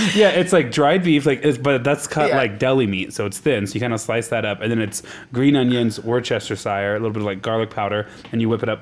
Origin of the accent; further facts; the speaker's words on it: Nebraska, United States; moved away; I'm from Nebraska